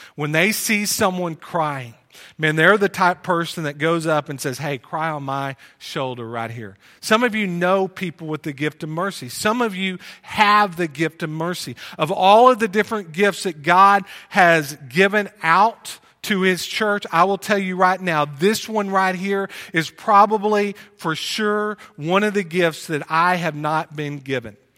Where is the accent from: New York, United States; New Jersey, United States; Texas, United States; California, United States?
Texas, United States; Plano; moved away; also born or lived in Wylie, Texas; We grew up together in Plano.